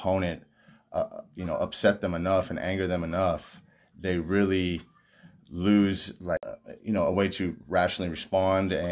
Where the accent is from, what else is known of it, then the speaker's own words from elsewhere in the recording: Las Vegas, Nevada, United States; I grew up in Las Vegas